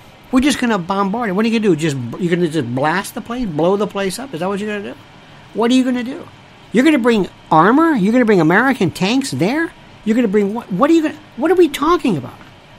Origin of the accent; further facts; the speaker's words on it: Canada; I'm Canadian. That's okay, cringe.